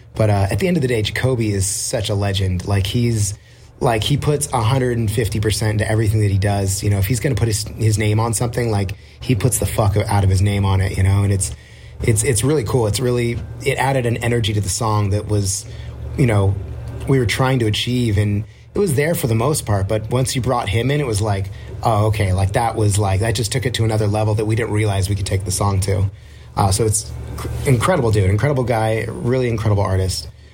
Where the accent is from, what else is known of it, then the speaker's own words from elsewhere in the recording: Orange County, California, United States; we're from Orange County